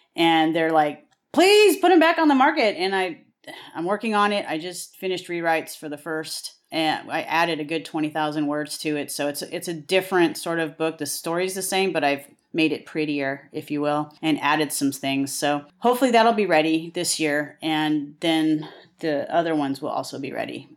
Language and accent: English; the Western United States, United States; I am from the West. I am a Westerner through and through.